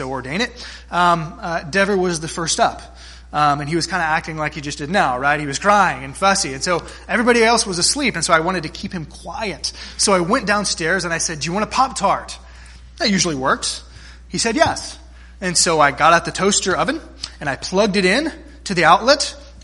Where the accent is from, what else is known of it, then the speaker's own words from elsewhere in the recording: South Texas, United States; Growing up in South Texas, we spent many a weekend at my grandparents' lake house there on Lake Corpus Christi